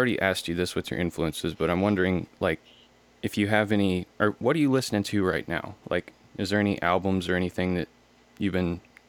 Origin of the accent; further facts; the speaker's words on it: West Texas, United States; Growing up in West Texas, where it's, like, just nothing but dirt and flat.